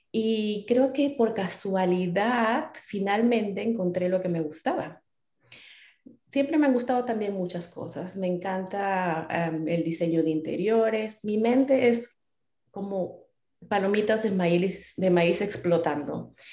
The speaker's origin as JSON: {"language": "Spanish", "town": "Trujillo", "region": "La Libertad", "country": "Peru", "tie": "born or raised there", "also_born_or_lived": "Arequipa, Peru", "moved": "as an adult", "lives_now": "California, United States", "said": "yo soy peruana. Yo nací en las montañas de Perú, en, en Arequipa específicamente. Em, pero muy pequeña, mis padres eh, se mudaron a, Trujillo, que es el norte, es la costa. Em, estudié, viví muchos años de mi juventud en la costa, en Trujillo"}